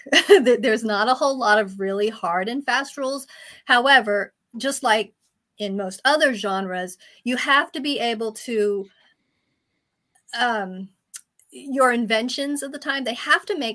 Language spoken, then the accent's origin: English; Germany; also born or lived in Turkey / France; I did grow up in Europe. I grew up in Germany and Turkey and France.